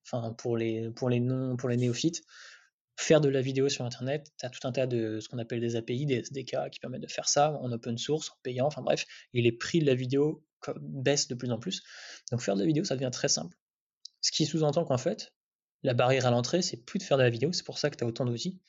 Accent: Amiens, Hauts-de-France, France; also born or lived in Paris; je viens pas du tout de Paris. Enfin, je viens d'Amiens

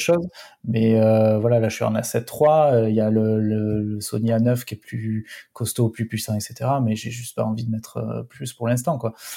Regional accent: Perpignan, Occitania, France; Perpignan, c'est pas Marseille non plus, mais c'est vrai qu'on est pas mal quand même

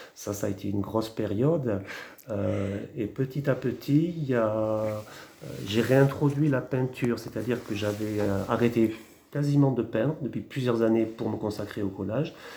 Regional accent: Montpellier, Occitania, France; moved away as an adult; also born or lived in Champagne-Ardenne / Marseille / Argelès-Gazost / Lourdes; now in Hautes-Pyrénées, France; je suis montpelliérain, mais je suis arrivé ici par amour

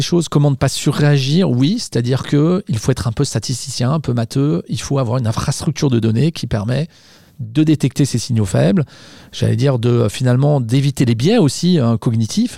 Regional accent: Savoy, Auvergne-Rhône-Alpes, France; je suis savoyard

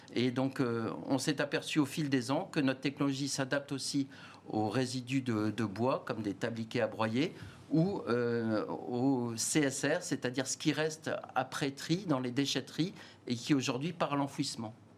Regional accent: France; je suis français, fier d'être français

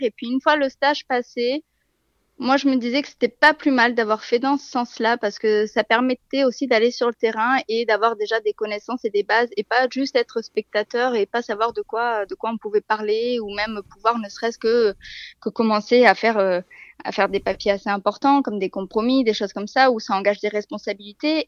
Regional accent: Bordeaux, Nouvelle-Aquitaine, France; moved away as an adult; now in Burgundy, France; Je je suis pas de la région de Bourgogne, je suis originaire de Bordeaux. Ça fait quatre ans que nous sommes ici.

